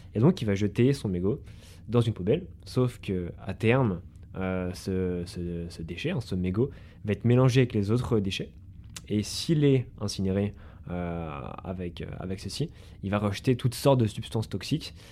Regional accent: Haute-Savoie, Auvergne-Rhône-Alpes, France; chez nous en Haute-Savoie

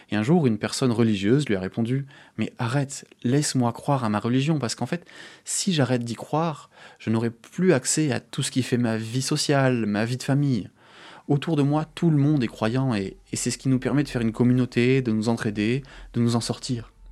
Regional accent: France; Je suis français. Et ça me donne accès à des droits, par exemple.

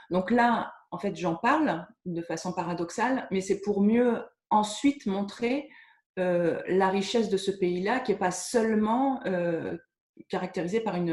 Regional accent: Caen, Normandy, France; Je ne faisais partie d'aucun cercle de lecture parce que je venais de Caen et j'avais ben, personne en région parisienne.

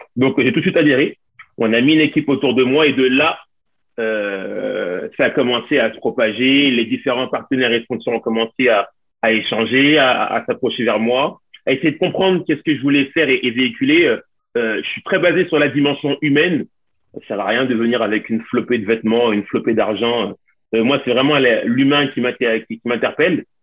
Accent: Lyon, Auvergne-Rhône-Alpes, France; je suis, français, je suis originaire de Lyon.

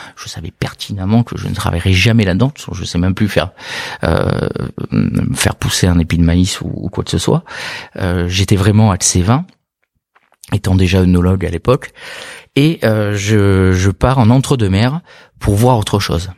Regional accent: Bordeaux, Nouvelle-Aquitaine, France; je suis né à Bordeaux, pas du tout issu du monde du vin, mais originaire de Bordeaux, amoureux de la région

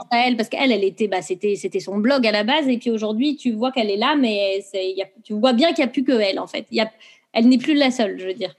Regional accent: Brittany, France; moved away as an adult; also born or lived in Montreal, Canada; now in England, United Kingdom; je suis une bretonne

